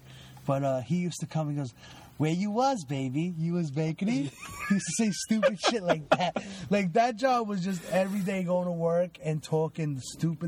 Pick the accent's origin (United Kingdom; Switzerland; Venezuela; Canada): Venezuela; moved away; I was born in Venezuela